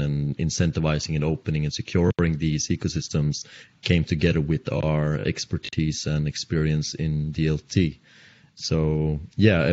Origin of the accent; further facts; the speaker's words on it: Oslo region of Norway, Norway; from Norway and the Oslo region of Norway.